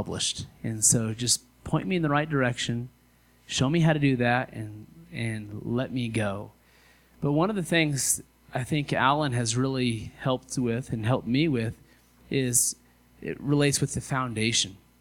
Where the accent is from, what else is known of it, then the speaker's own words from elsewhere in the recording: Western Kansas, United States; now in Colorado, United States; I moved from Kansas. See, I'm from Western Kansas